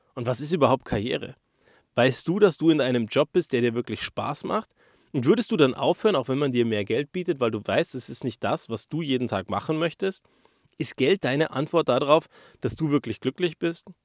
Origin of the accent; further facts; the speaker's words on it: Germany; Wir als Deutsche, wir kennen das ja gar nicht